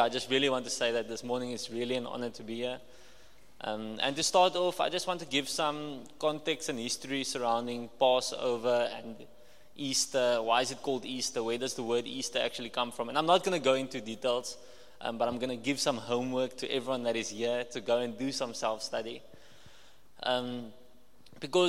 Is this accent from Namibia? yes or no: yes; Walvis Bay, Erongo, Namibia; I'm from Walvis Bay